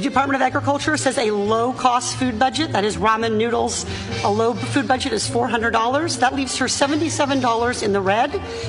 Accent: Irvine, California, United States; my hometown of Irvine

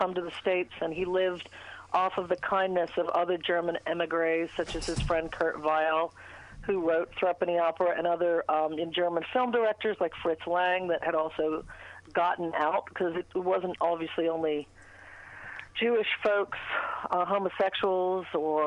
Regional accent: England, United Kingdom; moved away; I grew up in England in Thatcher's Britain

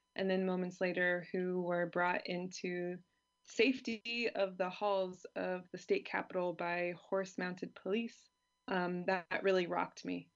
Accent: California, United States; moved away as an adult; now in Germany; I grew up in California

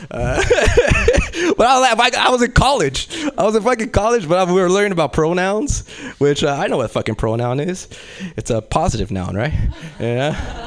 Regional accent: Los Angeles, California, United States; accent: East LA; moved away; I'm originally from South Central

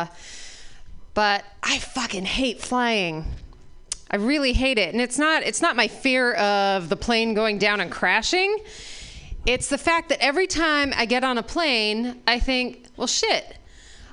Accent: Utah, United States; moved away; I'm originally from Utah

